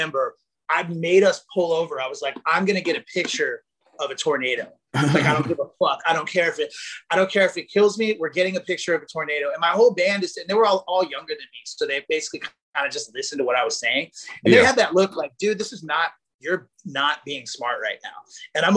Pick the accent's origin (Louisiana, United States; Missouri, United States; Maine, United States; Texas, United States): Missouri, United States; That's like where I'm from. I was born in Missouri